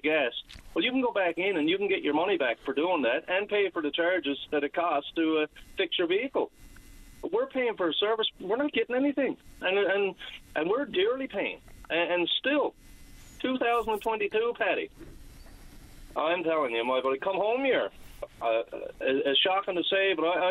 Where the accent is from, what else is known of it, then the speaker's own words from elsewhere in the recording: Whitbourne, Newfoundland and Labrador, Canada; also born or lived in Markland; I grew up in Whitburn, and I spent the majority of my life in Markland